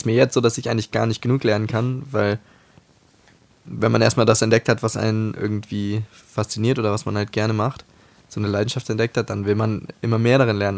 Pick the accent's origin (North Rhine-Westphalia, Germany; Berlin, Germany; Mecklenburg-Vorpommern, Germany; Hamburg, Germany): Hamburg, Germany; als Hamburger Junge